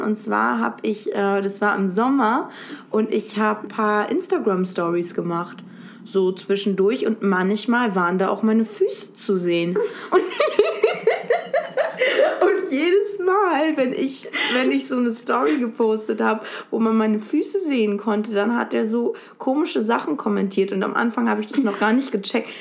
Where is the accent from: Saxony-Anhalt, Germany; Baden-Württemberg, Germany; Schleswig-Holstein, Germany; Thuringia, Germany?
Schleswig-Holstein, Germany; Lübeck; moved away as an adult; now in Berlin, Germany; ich bin in Lübeck an der Ostsee geboren und aufgewachsen